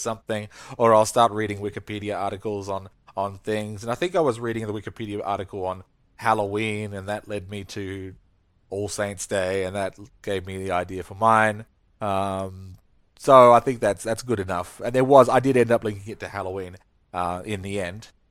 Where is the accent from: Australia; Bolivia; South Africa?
Australia; I'm no Brit, but as an Australian, I am, I'm a, I'm a bit Brit.